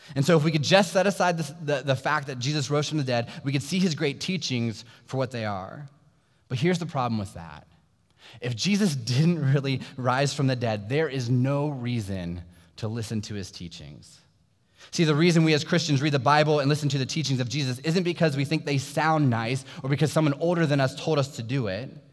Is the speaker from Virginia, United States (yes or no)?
yes; Sterling, Virginia, United States; I grew up in Sterling, Virginia, which is a small suburb about 45 minutes south of here in Loudoun County